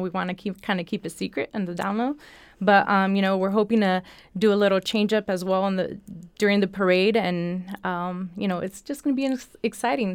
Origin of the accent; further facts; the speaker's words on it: Florida, United States; moved away; I was born in Florida, born and raised in Florida